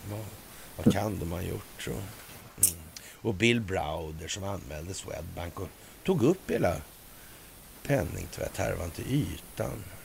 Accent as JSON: {"language": "Swedish", "country": "Sweden", "said": "som svensk"}